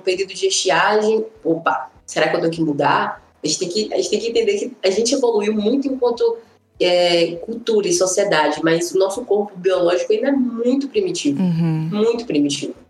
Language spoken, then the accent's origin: Portuguese; Salvador, Bahia, Brazil; now in Brasília, Brazil; Eu sou de Salvador, mas tô morando em Brasília